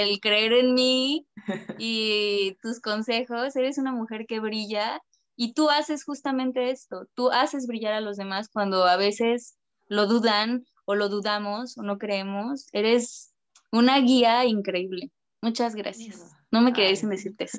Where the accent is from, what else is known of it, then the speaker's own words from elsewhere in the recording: Mexico; moved away as an adult; now in France; Nosotros, los mexicanos